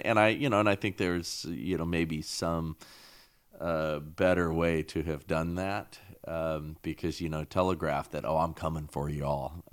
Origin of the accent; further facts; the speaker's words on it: Southern California, United States; I grew up same time frame, and I grew up here in California, right? Southern California.